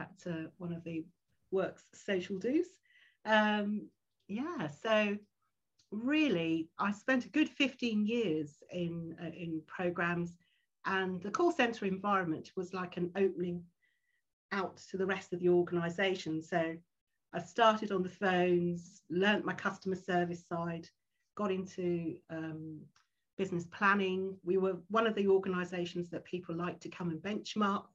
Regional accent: London, United Kingdom; I'm a Londoner and very fortunate to, you know, have come through schooling and all

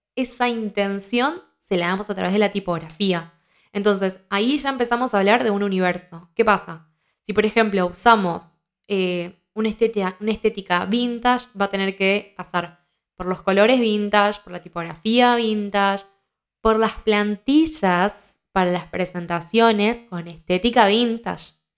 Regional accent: Argentina; soy argentina

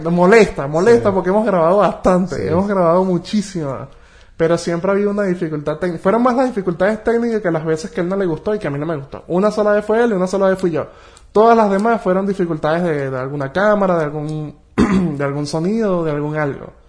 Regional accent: Caracas, Capital District, Venezuela; yo soy de Caracas

